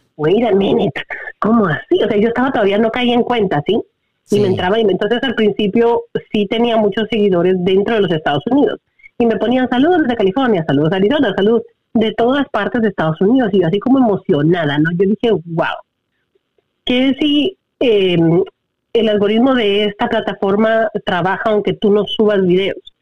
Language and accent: Spanish; Guatemala; first language Spanish; now in United States; yo obvio nací en Guatemala, mi primer lenguaje es español